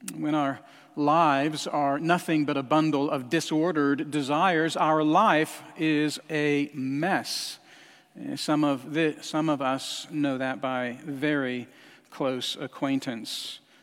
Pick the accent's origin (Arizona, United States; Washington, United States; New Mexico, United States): New Mexico, United States; Albuquerque; moved away; I spent time, uh, growing up in Albuquerque, New Mexico